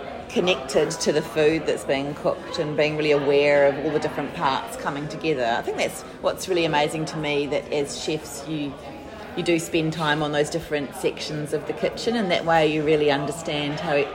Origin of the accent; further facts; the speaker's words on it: New Zealand; now in Melbourne, Australia; I mean, I came over from New Zealand in 2011, and it just felt like suddenly, it's a lot bigger over here than in New Zealand